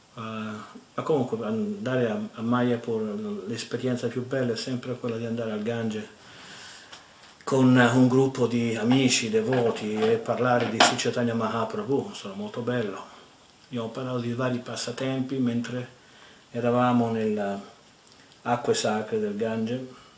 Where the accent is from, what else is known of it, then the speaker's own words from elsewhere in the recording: Italy; moved away as an adult; now in San Antonio, United States; della mia terra natia